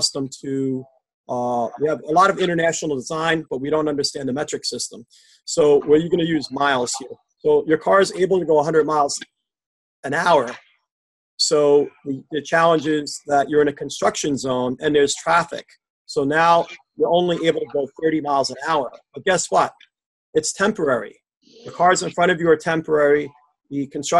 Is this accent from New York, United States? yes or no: yes; Westchester County, New York, United States; I'm from Westchester County, New York, which is just north of New York City